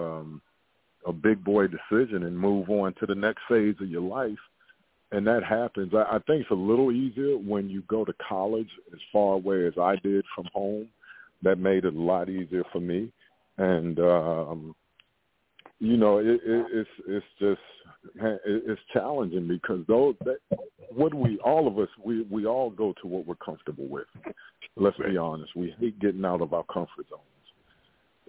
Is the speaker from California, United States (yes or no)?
no; Baltimore, Maryland, United States; I'm from West Baltimore